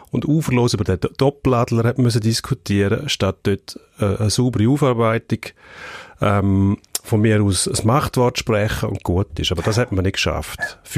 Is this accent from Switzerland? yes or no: yes; Switzerland; Und also man ist sich das nicht gewöhnt als Schweizer Nazi.